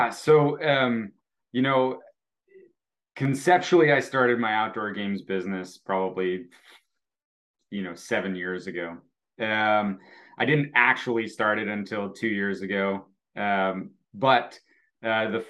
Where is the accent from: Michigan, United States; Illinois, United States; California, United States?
Illinois, United States; Naperville; also born or lived in Texas / Oregon; Um, I have um, been in, uh, uh, well, I come from Naperville, Illinois, uh, moved all over.